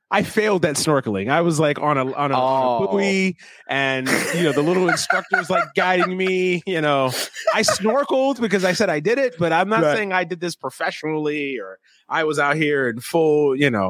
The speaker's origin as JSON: {"language": "English", "town": "New York City", "region": "New York", "country": "United States", "tie": "born or raised there", "said": "I grew up in Brooklyn"}